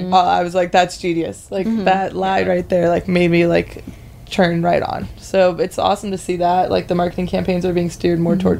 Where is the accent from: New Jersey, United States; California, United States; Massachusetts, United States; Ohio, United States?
Ohio, United States; my family is a bunch of golfers, and we're all from Ohio